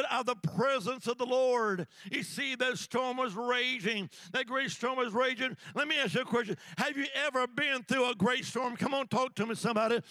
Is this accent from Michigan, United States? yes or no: no; Alabama, United States; now in Virginia, United States; Now, I live in Virginia, but originally I'm from the Holy Land, Alabama